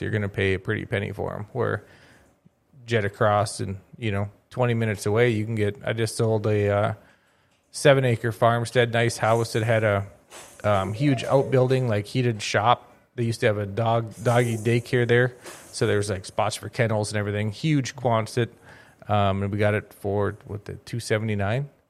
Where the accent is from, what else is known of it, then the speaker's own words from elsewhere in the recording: Crookston, Minnesota, United States; Crookston, my hometown